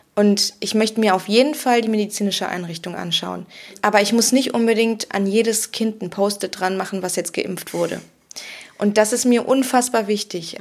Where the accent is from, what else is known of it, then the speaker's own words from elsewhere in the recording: Germany; now in Cologne, Germany; ich bin in der Eifel groß geworden, bei uns gab es das schon immer